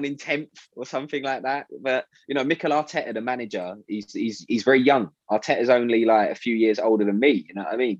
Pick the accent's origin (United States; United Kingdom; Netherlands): United Kingdom; London; I grew up in South Norwood, so stones throw away from Selhurst Park